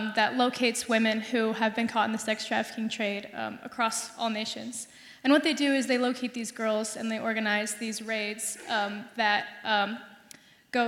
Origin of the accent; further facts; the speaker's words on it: Fort Wayne, Indiana, United States; moved away as an adult; now in Bloomington, United States; I am also from Fort Wayne, Indiana